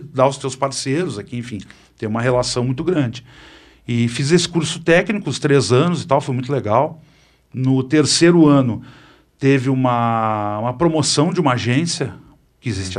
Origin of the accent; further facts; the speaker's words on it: Porto Alegre, Rio Grande do Sul, Brazil; Nasci em Porto Alegre, no Hospital Conceição.